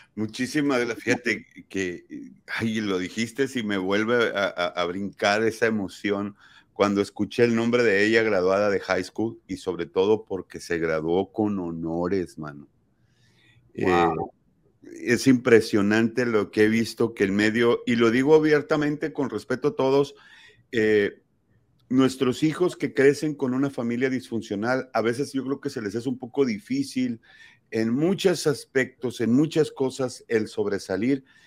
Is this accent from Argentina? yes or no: no; Sonora, Mexico; y lo dije como sonorense